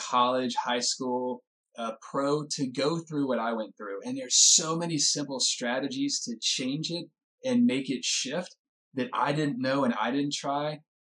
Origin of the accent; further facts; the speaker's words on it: Winston-Salem, North Carolina, United States; now in California, United States; my hometown, Winston-Salem. We grew up, I mean, our home's like 3 miles apart